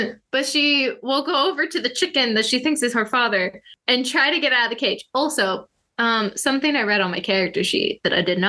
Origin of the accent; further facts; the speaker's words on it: California, United States; No, I didn't. I grew up in California.